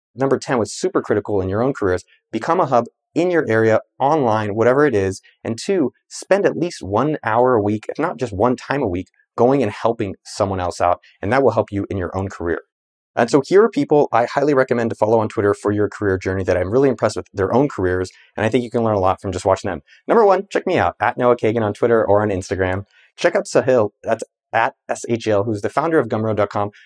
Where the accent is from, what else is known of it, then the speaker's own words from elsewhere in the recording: Cupertino, California, United States; I grew up in the Bay Area about two miles from Apple's campus in Cupertino, California